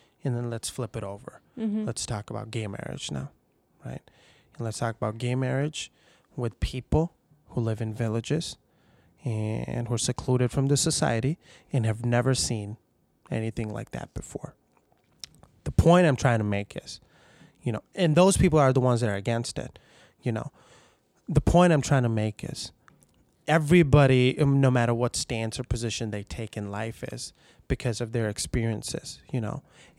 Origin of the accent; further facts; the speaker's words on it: Pakistan; English is a second language; Like I grew up in Pakistan, a majority Muslim country, you know?